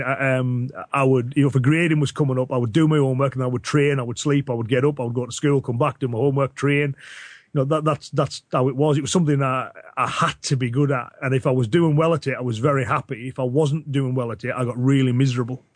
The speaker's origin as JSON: {"language": "English", "area": "Cumbria", "region": "North West England", "country": "United Kingdom", "accent": "Cumbrian"}